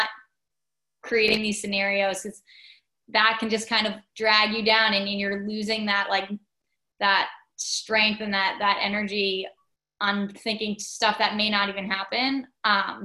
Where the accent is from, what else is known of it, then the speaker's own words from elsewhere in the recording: Long Island, New York, United States; we grew up on Long Island